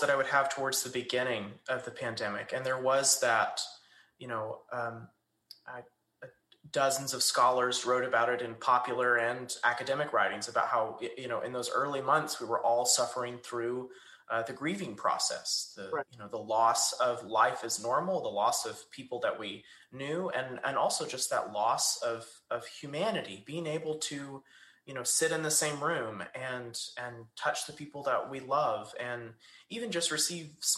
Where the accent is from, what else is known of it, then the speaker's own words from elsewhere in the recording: East Texas, United States; I'm an East Texas boy